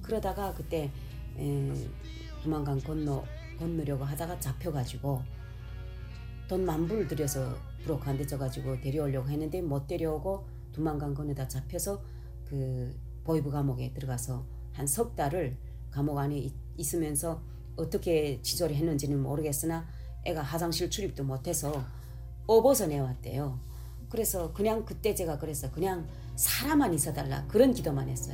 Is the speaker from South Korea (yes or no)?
no; North Korea; now in Los Angeles, United States; 내가 북한 여잔데